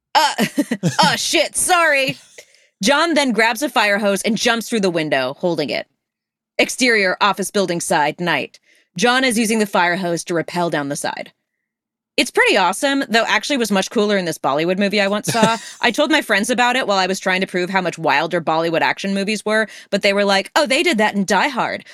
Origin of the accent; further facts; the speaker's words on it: Los Angeles, California, United States; I'm from L A, like, we, we, we, Father Junipero Serra's, uh, uh, you know, Camino Real, like, on the side of the freeway, like, w-, in my hometown